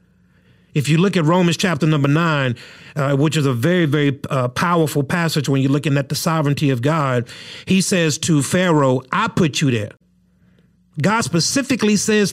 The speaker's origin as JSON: {"language": "English", "country": "United States", "said": "a citizen of the United States of America"}